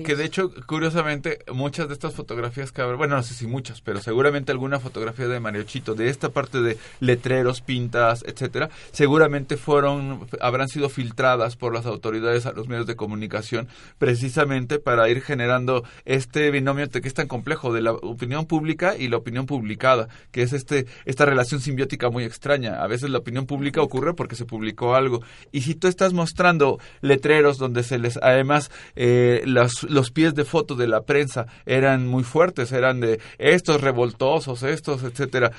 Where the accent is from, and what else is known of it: Mexico